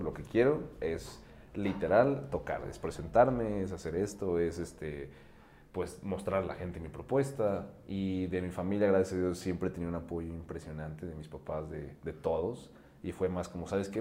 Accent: Mexico City, Mexico; soy un DJ productor de aquí en la Ciudad de México

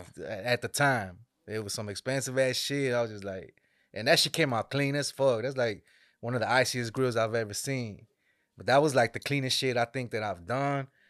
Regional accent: Dallas, Texas, United States; raised in Dallas, Texas

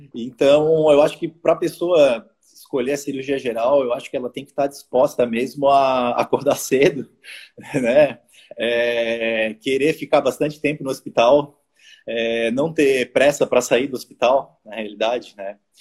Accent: Florianópolis, Santa Catarina, Brazil; eu quero morar em Florianópolis e eu sou de Florianópolis

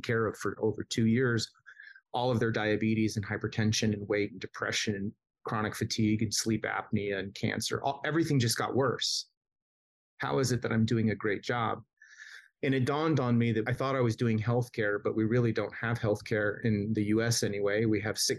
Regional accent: Southern California, United States; I grew up in Southern California

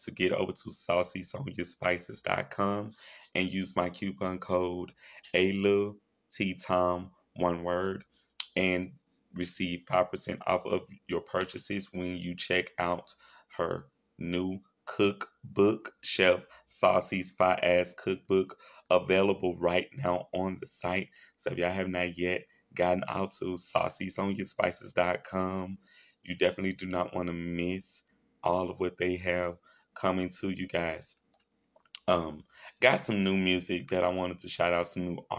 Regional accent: Shreveport, Louisiana, United States; I grew up with them here in my hometown in Shreveport, Louisiana

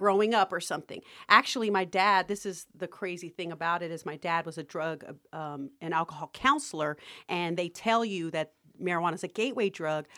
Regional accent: Las Vegas, Nevada, United States; I grew up in Las Vegas

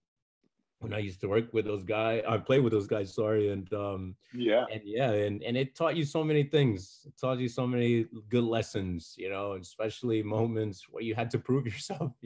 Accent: Paterson, New Jersey, United States; I grew up in Paterson, New Jersey.

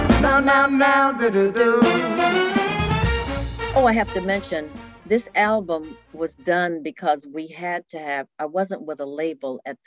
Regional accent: Detroit, Michigan, United States; moved away as an adult; also born or lived in New York; I was born and reared in Detroit. That was my hometown.

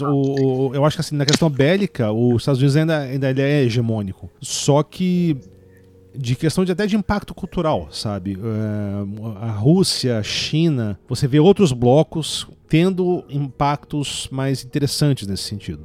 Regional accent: Brasília, Federal District, Brazil; eu não sou de São Paulo, né? Eu sou nascido em Brasília

